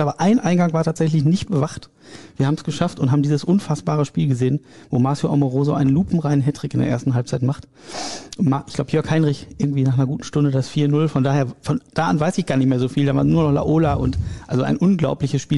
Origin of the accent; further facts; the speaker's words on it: Ahlen, North Rhine-Westphalia, Germany; Ich bin äh, gebürtiger Ahlener